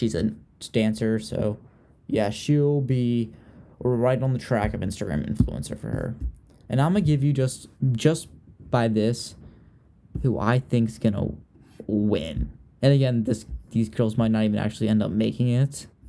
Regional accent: Richmond, Virginia, United States; Someone from Virginia, which is where I'm from. I'm from Richmond, Virginia.

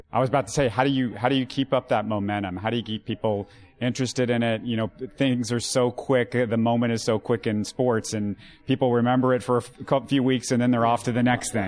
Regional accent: Houston, Texas, United States; I'm a Houstonian

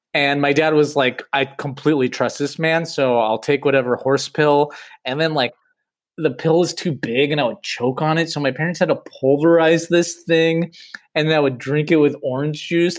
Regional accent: Los Angeles, California, United States; I grew up here in Los Angeles in the '80s

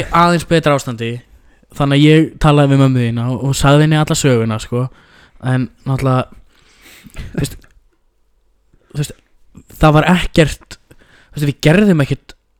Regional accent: Iceland; við erum sko frá Íslandi

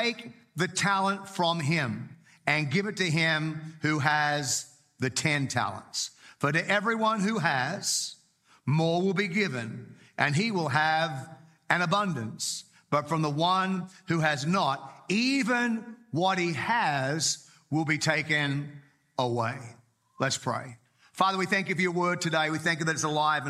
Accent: Australia; moved away; also born or lived in Whangarei, New Zealand; I grew up in Australia, but I got saved in Australia and then moved with a family to Whangarei in New Zealand.

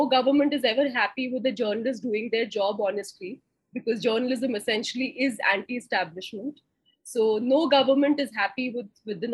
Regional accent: Lucknow, Uttar Pradesh, India; moved away as an adult; also born or lived in Delhi; I grew up in Lucknow and I came to Delhi

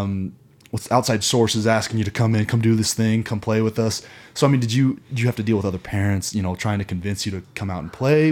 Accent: Kansas City, Missouri, United States; growing up in Kansas City, Missouri

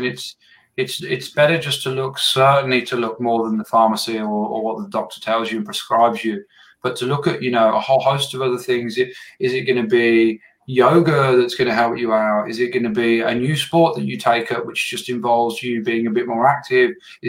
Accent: England, United Kingdom; moved away as an adult; now in Australia; I moved here to Australia from England 5 years ago.

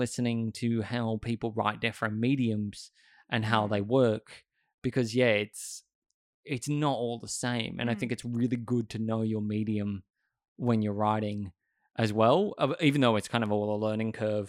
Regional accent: Sydney, New South Wales, Australia; Yeah, it's interesting because I grew up in Sydney, and I kind of hate the hustle and bustle of it, though.

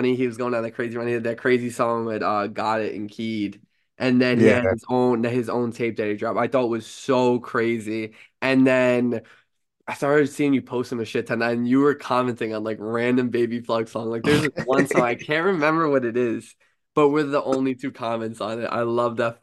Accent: New York, United States; I'm a New Yorker myself

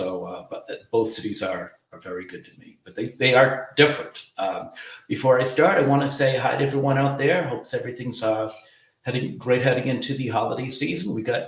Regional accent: Boston, Massachusetts, United States; moved away as an adult; also born or lived in Ireland; now in Atlanta, United States; I came up, grew up in the Boston area. I'm an Irish immigrant and pretty much grew up around Boston. And then a few years ago, I decided to come to Atlanta.

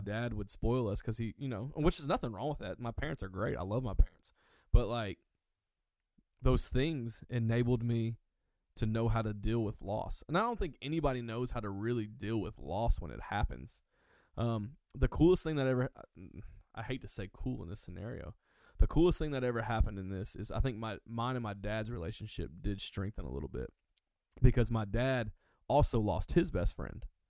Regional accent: Hueytown, Alabama, United States; I'm originally from uh Birmingham, Alabama. Uh long actually I'm from Hueytown, Alabama, but to make it easier I say Birmingham. It's about 10 minutes from Birmingham.

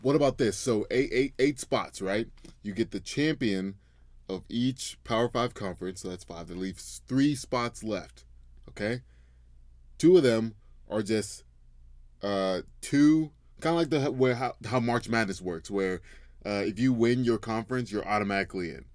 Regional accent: Memphis, Tennessee, United States; I'm wearing a Memphis polo right now. Go Tigers! That's my hometown

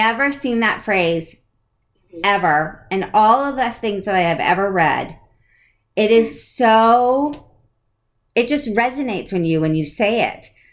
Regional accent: East Coast, United States; I'm from the East Coast

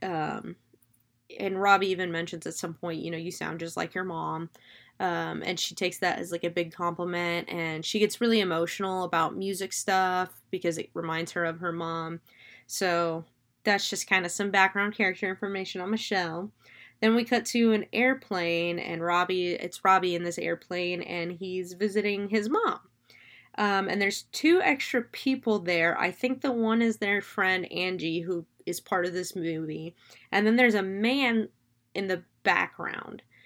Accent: Florida, United States; I'm from Florida. I'm a swamp kid.

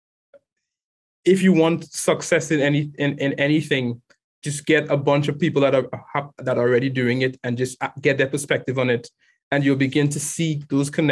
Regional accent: Trinidad & Tobago; I grew up in Trinidad and Tobago

